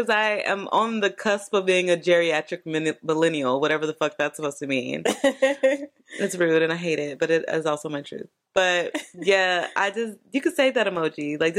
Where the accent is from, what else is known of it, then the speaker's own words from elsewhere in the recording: North Carolina, United States; I'm from North Carolina.